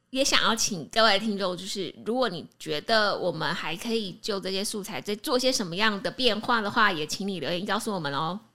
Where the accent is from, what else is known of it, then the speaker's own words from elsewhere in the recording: Taiwan; 好比我们台湾人去日本